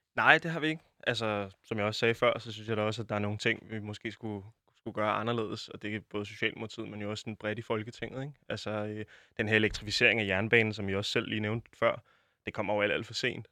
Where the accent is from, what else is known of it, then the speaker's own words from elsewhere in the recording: Denmark; som dansker